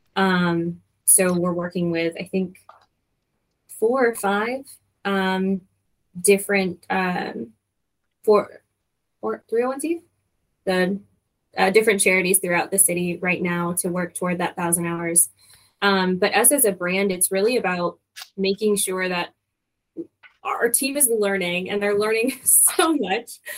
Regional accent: Michigan, United States; moved away as an adult; also born or lived in Denver / Hawaii / San Antonio / Arkansas; now in Louisville, United States; I am originally from Michigan

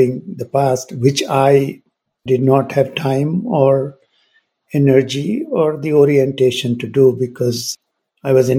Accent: India; moved away; also born or lived in United Kingdom / United States; growing up in India

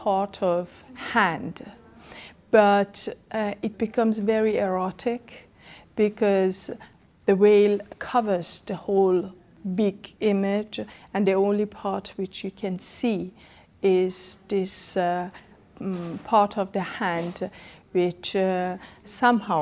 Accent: Iran; moved away as an adult; now in Germany; I come from Iran

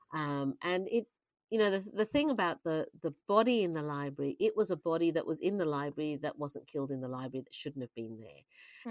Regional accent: Australia; I'm an Australian, so I, I understand the way Australians look at the world

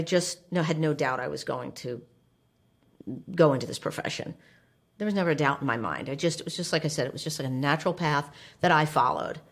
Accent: Livingston, New Jersey, United States; moved away as an adult; now in Indiana, United States; I grew up in New Jersey

